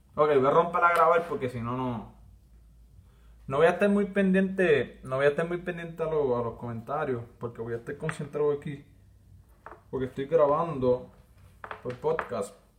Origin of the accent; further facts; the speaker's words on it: Villalba, Puerto Rico; accent: arrastro la R; soy de Villalba y arrastro la R